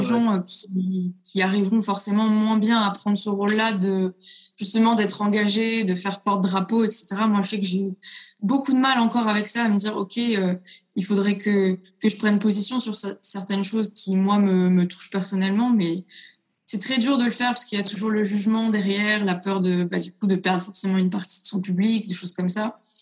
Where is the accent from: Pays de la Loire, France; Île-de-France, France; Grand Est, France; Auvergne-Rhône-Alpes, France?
Auvergne-Rhône-Alpes, France; Lyon; je viens de Lyon